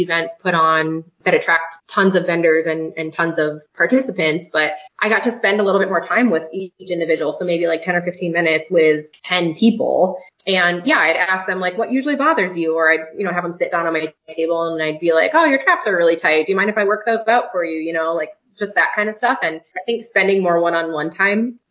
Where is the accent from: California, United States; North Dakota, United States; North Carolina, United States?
North Dakota, United States; moved away as an adult; We're from North Dakota originally